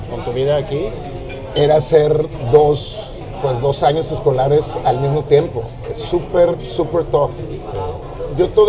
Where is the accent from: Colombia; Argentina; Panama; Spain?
Panama; also born or lived in Uruguay; now in Mexico City, Mexico; El día que cumplí tres años. Mi papá trabajó en bancos como toda su vida y trabajaba en un banco y se abrió la oportunidad de hacer una sucursal offshore del banco en Pan